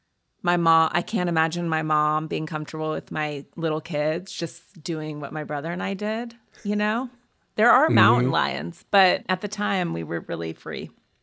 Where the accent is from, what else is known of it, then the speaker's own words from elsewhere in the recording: Montana, United States; I grew up in Montana.